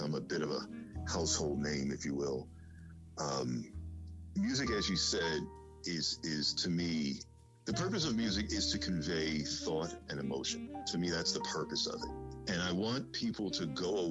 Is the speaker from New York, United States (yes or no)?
yes; New York City, New York, United States; I grew up in the Bronx, but we went to church in Harlem